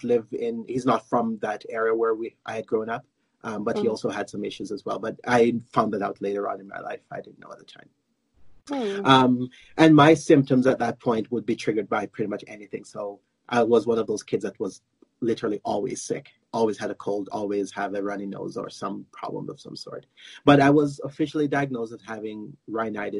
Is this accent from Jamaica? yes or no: yes; Jamaica; moved away as an adult; also born or lived in United States / Florida; now in Calgary, Canada; I live in Calgary, Alberta, but I was born in Jamaica in the Caribbean